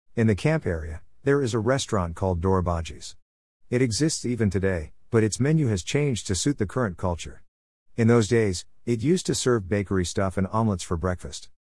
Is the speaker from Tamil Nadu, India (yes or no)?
no; Mumbai, Maharashtra, India; also born or lived in Pune; my childhood times while I lived in Bombay